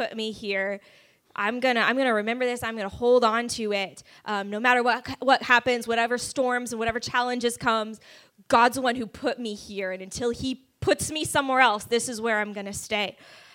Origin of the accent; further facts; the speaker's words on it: California, United States; moved away as an adult; also born or lived in Kansas City; now in Dallas–Fort Worth, United States; So I grew up in California, did school in Kansas City, and then moved here 6 years ago